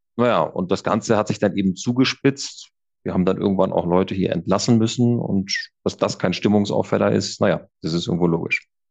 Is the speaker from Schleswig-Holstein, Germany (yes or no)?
yes; Kiel, Schleswig-Holstein, Germany; ich bin ja äh, Kieler und komme oben von der Küste